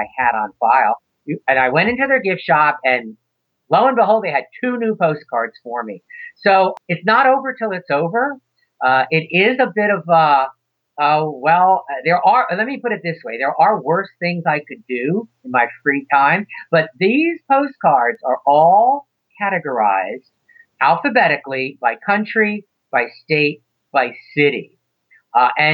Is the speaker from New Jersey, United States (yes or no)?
yes; New Jersey, United States; I grew up in New Jersey